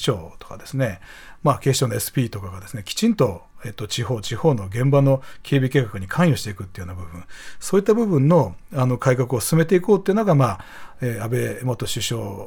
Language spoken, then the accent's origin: Japanese; Nishinomiya, Hyogo, Japan; now in Tokyo, Japan; ふるさとの兵庫県西宮市が阪神・淡路大震災で被災しまして